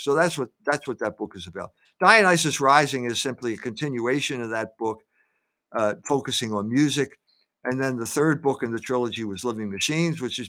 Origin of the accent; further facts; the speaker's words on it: Philadelphia, Pennsylvania, United States; I grew up in Philadelphia at a time of racial turmoil after World War II.